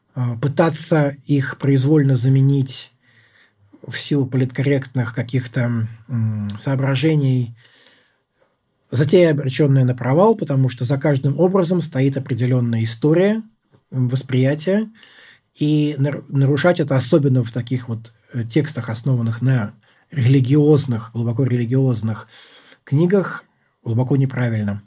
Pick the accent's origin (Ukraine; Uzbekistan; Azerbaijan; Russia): Russia; now in United States